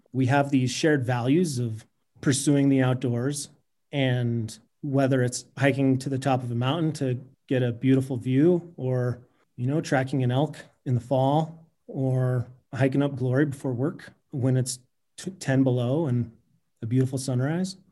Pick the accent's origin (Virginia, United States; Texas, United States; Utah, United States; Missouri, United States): Utah, United States; Salt Lake City; moved away as an adult; now in Jackson Hole, United States; I grew up in Salt Lake City